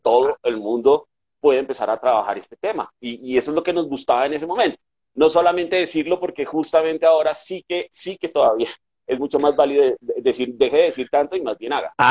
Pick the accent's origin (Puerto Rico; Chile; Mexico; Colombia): Colombia; Bogotá, Bogotá Capital District; soy un bogotano de pura cepa, nacimiento, corazón y creencia